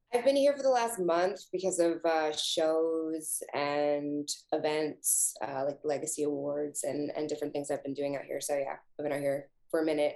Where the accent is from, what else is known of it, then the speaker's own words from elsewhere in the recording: Canada; being Canadian